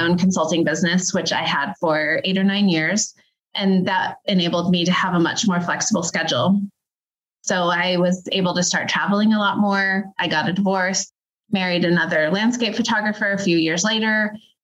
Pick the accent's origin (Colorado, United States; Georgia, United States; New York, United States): Colorado, United States; Denver; I grew up in the Denver metro area